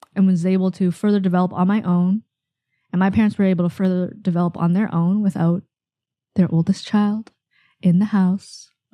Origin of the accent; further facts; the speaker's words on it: Canada; I'm Canadian, I mean, I'm Asian Canadian